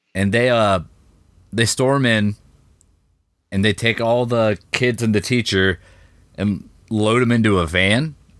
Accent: United States; I'm an American

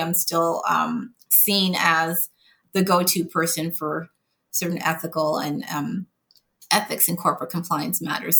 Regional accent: Montreal, Quebec, Canada; moved away as an adult; now in United States; I actually grew up in Montreal, Canada, working class

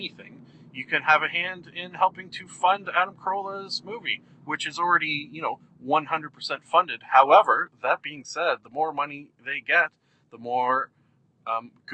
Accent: Canada; Being Canadian, we had Much Music rather than MTV

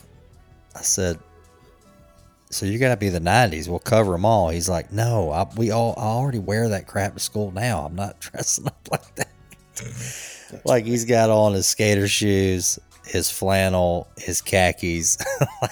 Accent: Marietta, Georgia, United States; I grew up, born and raised in Atlanta, actually in Marietta there where they moved the stadium

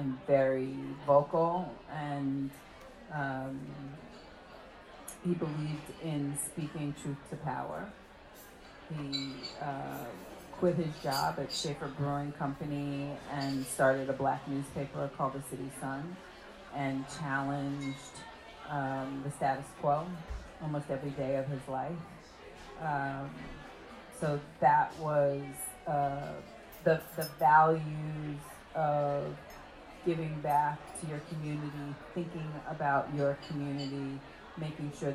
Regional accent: New York City, New York, United States; I was born on Decatur Street

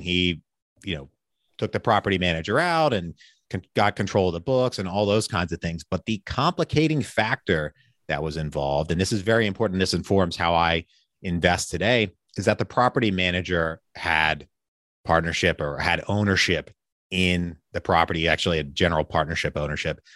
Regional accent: Pennsylvania, United States; now in Richmond, Virginia, United States; I'm originally from Pennsylvania

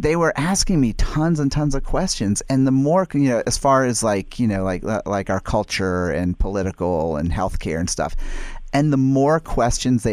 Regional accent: United States; being an American. And obviously, I mean, I grew up here. I was born here. I was raised here

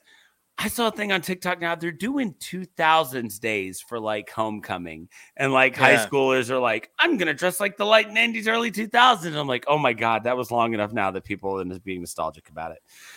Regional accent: Virginia Beach, Virginia, United States; I grew up in Virginia Beach, Virginia

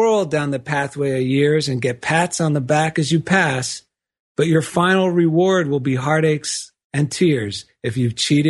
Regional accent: East Coast, United States; accent: East Coast; hamming up my East Coast accent so it would think of what I thought was New York

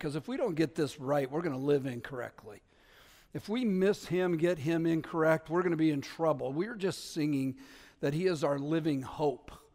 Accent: New Haven, Connecticut, United States; I'm from New Haven

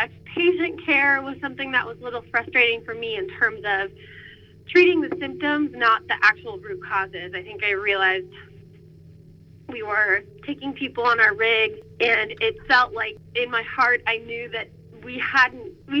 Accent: San Francisco, California, United States; also born or lived in Middletown, Connecticut; I'm originally from San Francisco, California

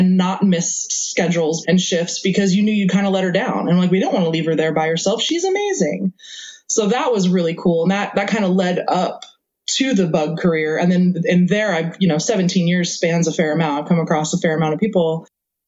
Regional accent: New York, United States; I grew up in New York, so I'm a fast talker.

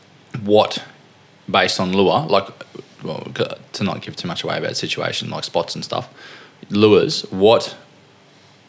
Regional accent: Charleville, Queensland, Australia; I'm from Southwest Queensland

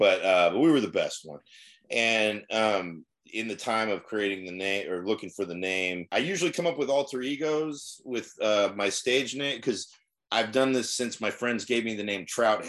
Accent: Newark, California, United States; We grew up in Newark.

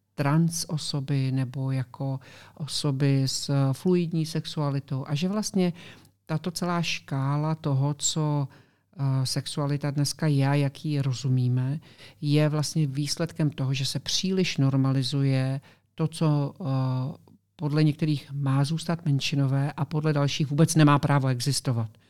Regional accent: Czechia; now in Florida, United States; s několika Čechy, co tam žijeme prostě v okolí našem

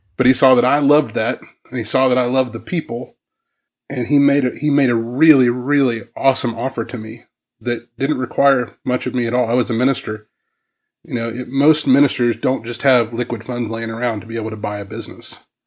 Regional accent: Southwest Missouri, United States; moved away; also born or lived in Ohio; I grew up in Southwest Missouri.

